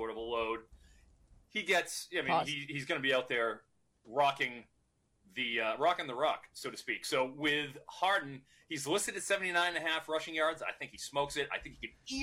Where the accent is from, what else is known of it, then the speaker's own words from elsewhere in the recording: Boston, Massachusetts, United States; being a Bostonian